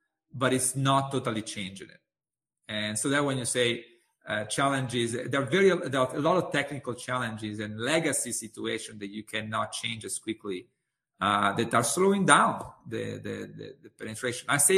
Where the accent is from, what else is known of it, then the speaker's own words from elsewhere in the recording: Italy; moved away; my home country in Italy